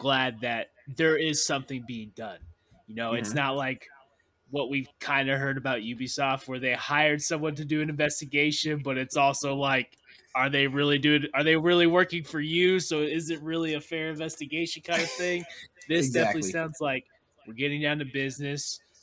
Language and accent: English; the South, United States; I'm from the South